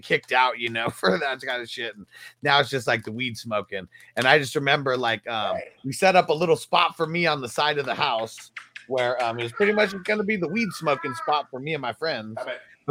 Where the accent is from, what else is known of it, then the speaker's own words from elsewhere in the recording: California, United States; growing up in Cali